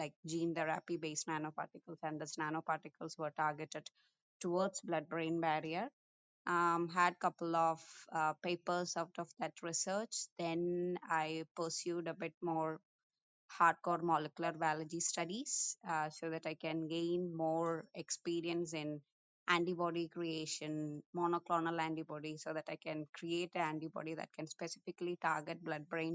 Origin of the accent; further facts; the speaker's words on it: India; moved away; I'm born and brought up in India